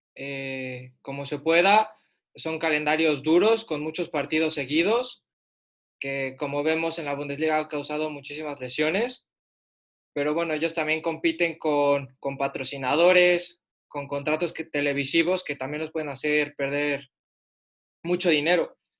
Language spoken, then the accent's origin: Spanish; Puebla, Mexico; El Puebla, de donde soy